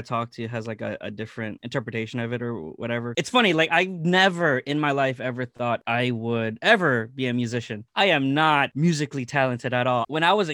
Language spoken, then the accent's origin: English; Philippines; I'm Filipino